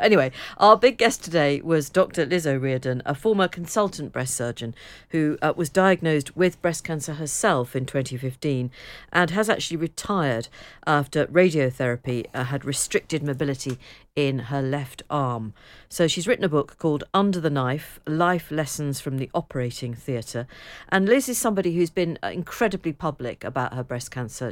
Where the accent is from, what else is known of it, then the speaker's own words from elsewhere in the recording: near Liverpool and Southport, North West England, United Kingdom; we had to go into Liverpool for the Wimpy, and I think there was also one in Southport, but we didn't have one too close to home